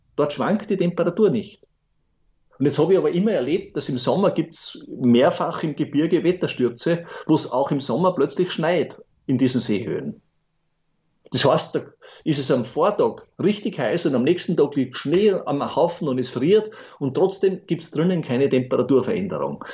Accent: Bruck an der Großglocknerstraße, Salzburg, Austria; eine Kindheit in Bruck an der Glocknerstraße verbracht

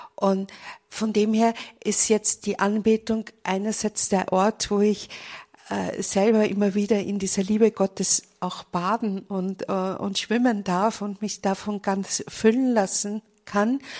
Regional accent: Vienna, Austria; now in Munich, Germany; Ich bin eigentlich auch eine Wienerin. Allerdings lebe ich zurzeit in München

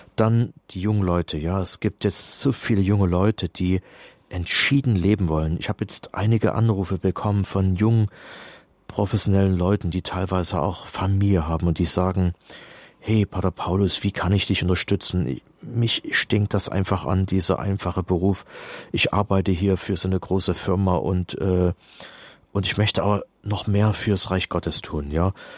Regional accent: East Germany, Germany; Also ich komme ja aus der DDR, wir waren damals drei Prozent Katholiken

